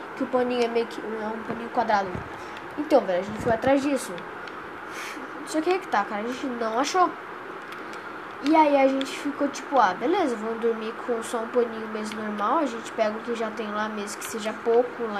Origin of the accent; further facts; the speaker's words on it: Campo Grande, Mato Grosso do Sul, Brazil; eu sou de Campo Grande, Mato Grosso do Sul